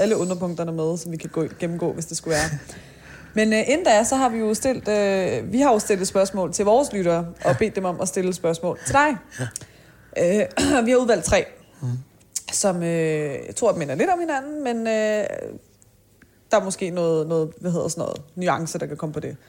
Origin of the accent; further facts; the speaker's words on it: Taastrup, Capital Region of Denmark, Denmark; kommer jeg selv fra Tostrup